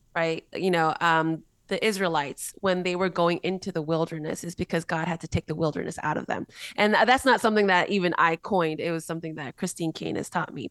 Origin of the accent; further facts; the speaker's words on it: United States; also born or lived in Korea; I was born in Korea, raised in America, got saved in Mexico